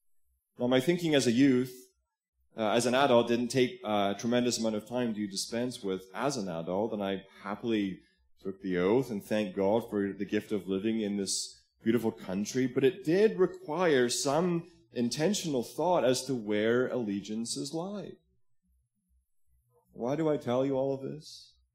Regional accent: Scotland, United Kingdom; also born or lived in Stirling; now in Canada; as a boy growing up in Scotland, I hadn't looked favorably upon the royal family. I grew up under the shadow of a monument to William Wallace, who was an arch patriot who fought for Scottish independence. I lived not too far away

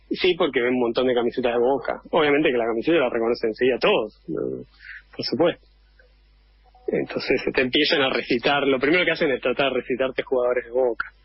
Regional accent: Argentina; yo obviamente viví toda mi vida en Argentina.

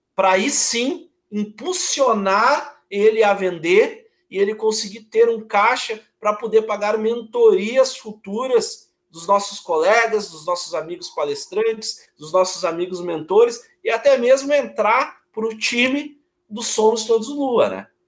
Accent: Porto Alegre, Rio Grande do Sul, Brazil; Eu sou de Porto Alegre, eu tenho 39 anos

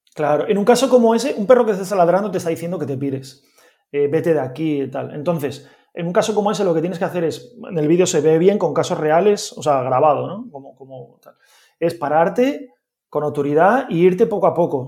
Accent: Gijón, Asturias, Spain; yo soy de Gijón

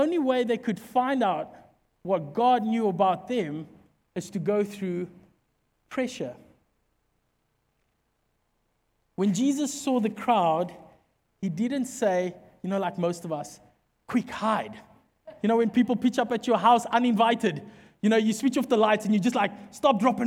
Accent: Secunda, Mpumalanga, South Africa; where we come from Secunda is a dorpie

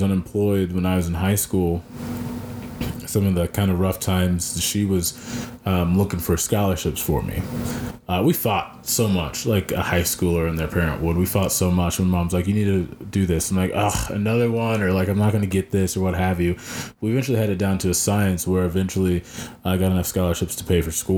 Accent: Belton, Missouri, United States; also born or lived in Columbia, Missouri; I grew up in Belton. That's where I'm from

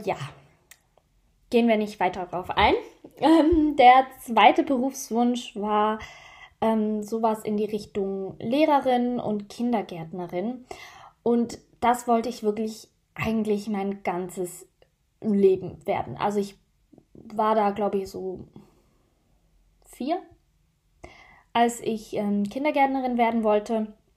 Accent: Switzerland; mit 16 schließt man bei uns in der Schweiz die Schule ab

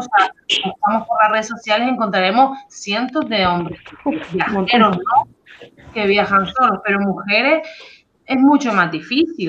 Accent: Canary Islands, Spain; moved away as an adult; las Islas Canarias, de donde yo soy

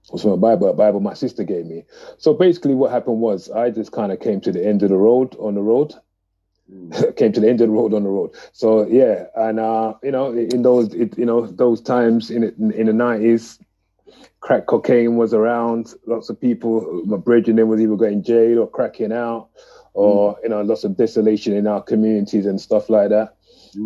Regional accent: London, United Kingdom; a young man growing up in Tottenham, North London

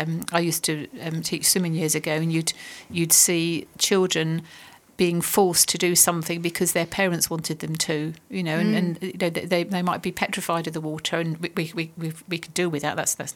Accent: United Kingdom; I think it's part of being British as well.

